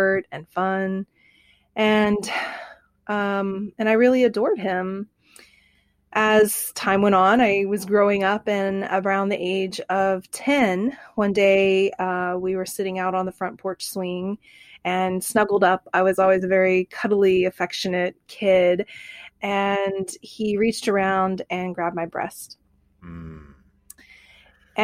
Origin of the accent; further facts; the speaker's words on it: Bartlesville, Oklahoma, United States; I grew up in Bartlesville, Oklahoma.